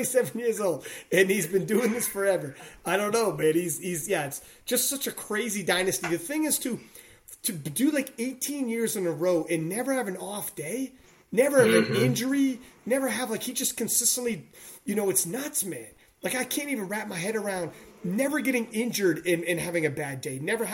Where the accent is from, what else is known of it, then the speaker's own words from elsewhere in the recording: Canada; we're from Canada